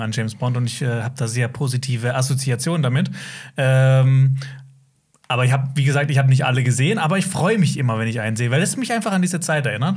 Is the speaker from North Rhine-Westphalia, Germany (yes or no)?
no; Black Forest, Baden-Württemberg, Germany; ich komme aus dem Schwarzwald